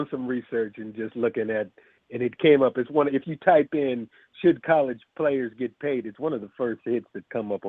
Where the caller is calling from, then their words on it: California, United States; I'm calling from Cali.